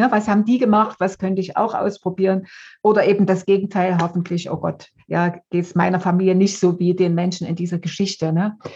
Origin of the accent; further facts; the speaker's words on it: Dresden, Saxony, Germany; Also ich komme aus Dresden aus dem Elbtal. Ähm, ja, der Elbtal hat so besondere Eigenschaften, aber auf die will ich jetzt gar nicht eingehen. Äh, bin äh, in der DDR aufgewachsen, also habe die ersten 30 Jahre in der DDR gelebt